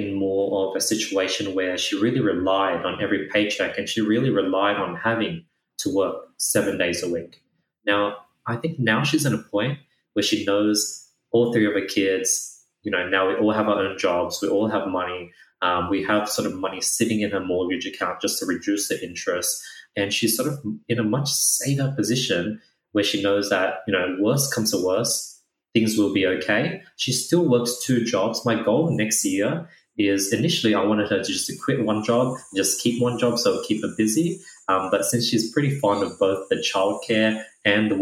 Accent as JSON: {"language": "English", "country": "Australia", "tie": "born or raised there", "said": "I grew up in Australia"}